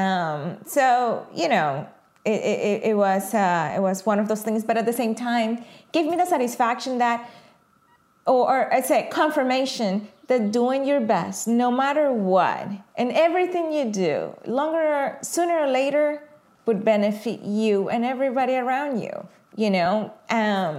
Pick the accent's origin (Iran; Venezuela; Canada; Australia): Venezuela; moved away as an adult; now in United States; I moved from Venezuela quite a bit, almost 2 decades ago